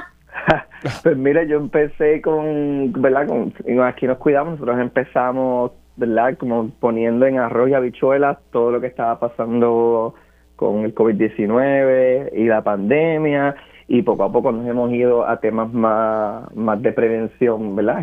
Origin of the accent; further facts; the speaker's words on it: Barranquitas, Puerto Rico; yo soy de Barranquitas